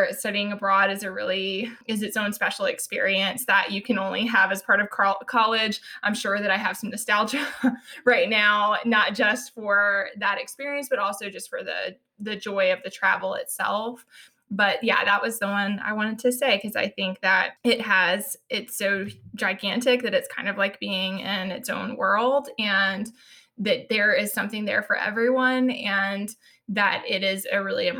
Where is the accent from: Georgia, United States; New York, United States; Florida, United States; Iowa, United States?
Georgia, United States; now in Virginia, United States; I'm from Georgia, and I lived in other places, but never this close to DC before.